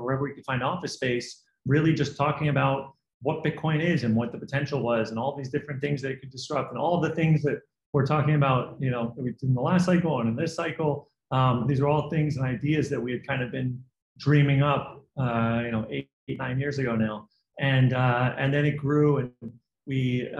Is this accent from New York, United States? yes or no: yes; New York, United States; also born or lived in Los Angeles / Hong Kong; I'm from New York, went to school in LA, and then moved out to Hong Kong.